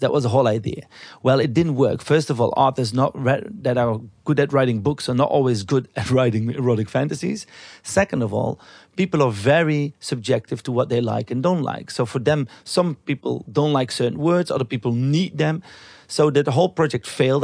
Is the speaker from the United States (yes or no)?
no; Belgium; where I came from in Belgium, 'cause I'm from Belgium